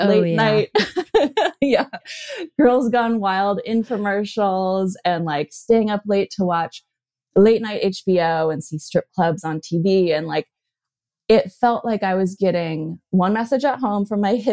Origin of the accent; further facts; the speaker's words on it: Berkeley, California, United States; when I grew up in Berkeley, California, I was raised by a couple of Berkeley hippies